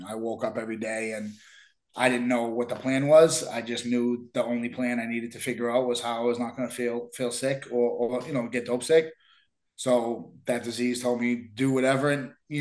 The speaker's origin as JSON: {"language": "English", "town": "Somerville", "region": "Massachusetts", "country": "United States", "tie": "born or raised there", "said": "I grew up in Somerville"}